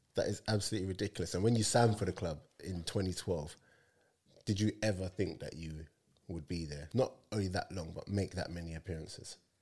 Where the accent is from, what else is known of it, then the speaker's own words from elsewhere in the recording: London, United Kingdom; I'm from London